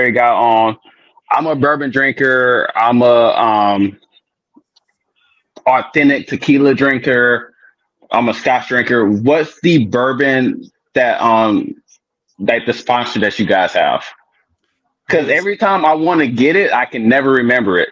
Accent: Houston, United States; now in California, United States; I grew up in Houston, moved to California, met my wife

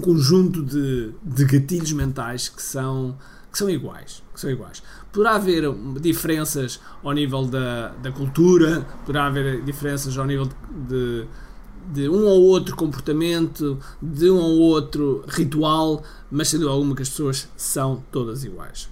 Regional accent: Portugal; a falar em inglês, sendo eu português, a falar em inglês

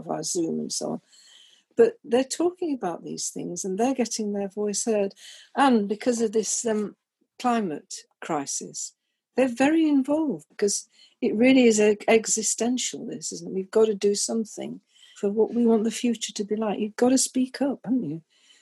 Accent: Chesterfield, East Midlands, United Kingdom; moved away as an adult; also born or lived in London; now in Bristol, United Kingdom; I was born in Chesterfield in Derbyshire, and I was the only girl in a family of older brothers

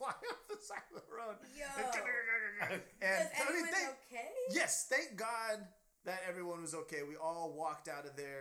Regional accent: Oregon, United States; moved away as an adult; now in Los Angeles, United States; I'm from Oregon, white ass Oregon

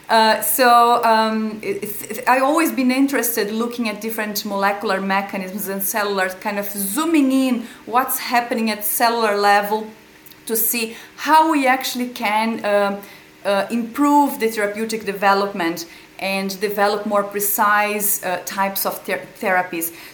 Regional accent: Brazil; moved away as an adult; now in Ireland; I'm originally from Brazil. I've chosen to live in Ireland

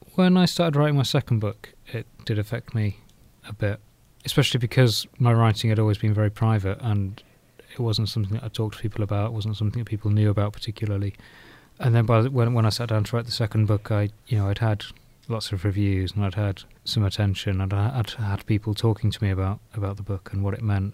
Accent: South Norfolk, East of England, United Kingdom; now in Nottingham, United Kingdom; I grew up in South Norfolk

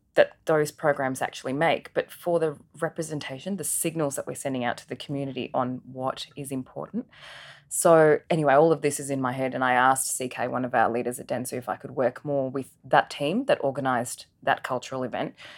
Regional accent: Adelaide, South Australia, Australia; also born or lived in Singapore; my family migrated from Singapore to Adelaide in nineteen ninety-one. I was one of only two Indian kids at our primary school

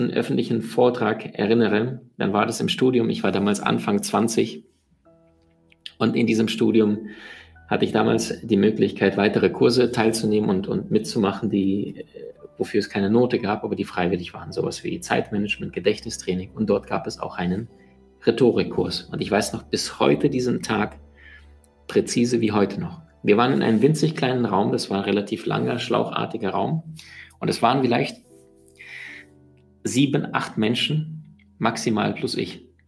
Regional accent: Siberia, Russia; born there; Denn ich bin in Sibirien geboren, wo die Schneeflocken sind, wo es sehr, sehr kalt ist.

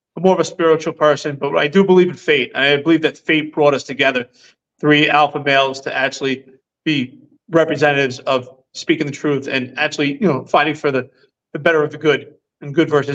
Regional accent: New York City, New York, United States; moved away as an adult; It was a place we all loved, a place we grew up, a place we're all proud of. I mean, to this day, we're all still proud to say we're from New York City.

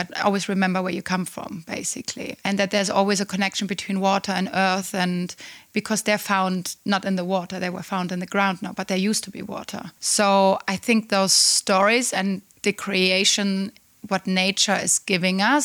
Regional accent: Black Forest, Baden-Württemberg, Germany; moved away; I come from the Black Forest. It's very close to Pforzheim

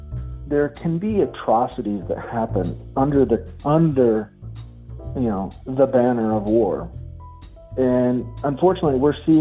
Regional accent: Pennsylvania, United States; moved away as an adult; also born or lived in Western New York / Mississippi; now in Killeen, United States; growing up in Western Pennsylvania and Western New York

